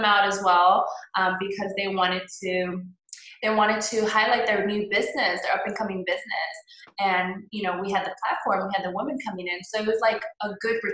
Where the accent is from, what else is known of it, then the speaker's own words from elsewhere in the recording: Houston, Texas, United States; I am born and raised here in Houston. I grew up in Old Pearland.